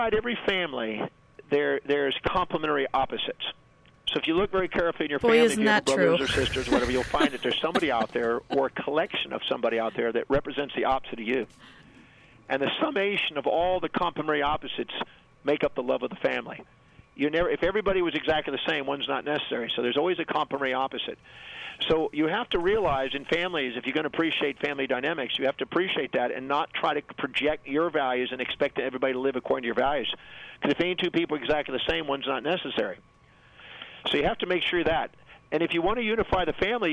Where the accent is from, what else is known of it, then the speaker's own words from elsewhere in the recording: United States; I was born on Thanksgiving Day in America.